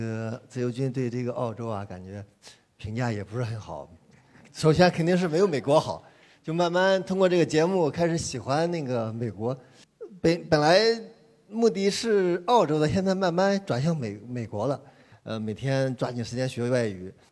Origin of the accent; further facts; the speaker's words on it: Hefei, Anhui, China; 我是来自合肥的